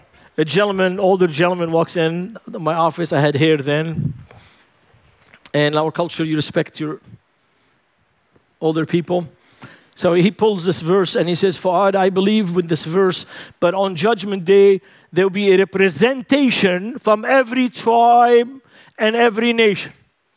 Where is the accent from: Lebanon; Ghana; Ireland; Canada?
Lebanon; Man, it's so cold. And I'm from Lebanon. I've never seen so much ice in my life.